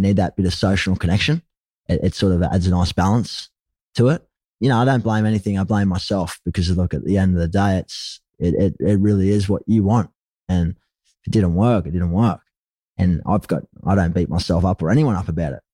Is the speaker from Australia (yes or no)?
yes; Gold Coast, Queensland, Australia; also born or lived in Sydney, New South Wales; Ended up heading north up to the Gold Coast, where I was raised. So I spent most of my, my growing childhood and, and my prior years growing up on the Gold Coast in Burley Heads